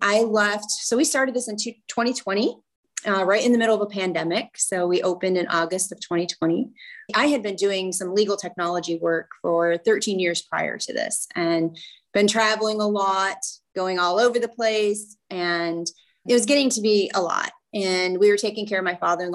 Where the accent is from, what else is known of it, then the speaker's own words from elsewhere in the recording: Northwest Ohio, United States; I am from Northwest Ohio